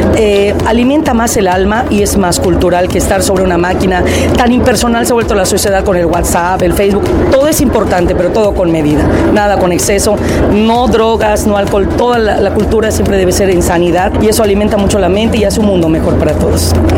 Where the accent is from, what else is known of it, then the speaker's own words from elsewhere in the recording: Yucatán, Mexico; moved away as an adult; also born or lived in Cancún, Mexico; regreso aquí a mi ciudad